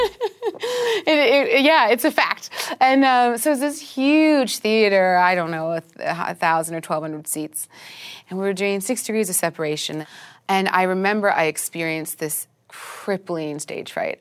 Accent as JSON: {"language": "English", "town": "Vancouver", "region": "British Columbia", "country": "Canada", "tie": "born or raised there", "also_born_or_lived": "London", "moved": "as an adult", "said": "I'm Canadian. I grew up in Vancouver. I grew up in a forest."}